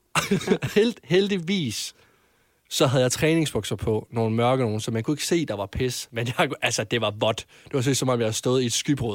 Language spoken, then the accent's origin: Danish; Varde, Southern Denmark, Denmark; jeg kommer fra Vardag